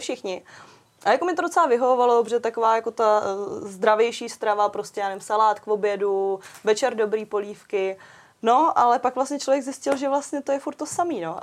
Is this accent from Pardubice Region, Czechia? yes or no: yes; Pardubice Region, Czechia; jsem z Pardubic